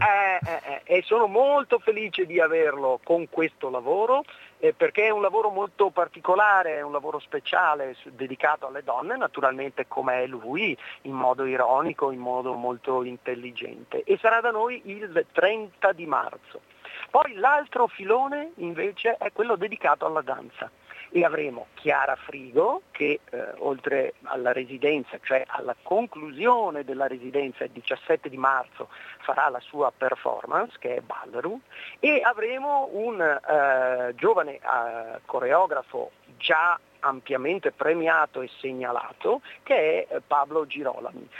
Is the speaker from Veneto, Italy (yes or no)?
yes; Veneto, Italy; nostro dialetto, al nostro territorio